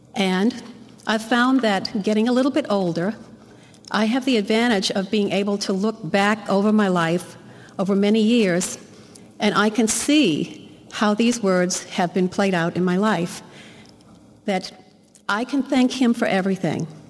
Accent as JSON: {"language": "English", "town": "Metairie", "region": "Louisiana", "country": "United States", "tie": "born or raised there", "said": "I was raised in Metairie, Louisiana"}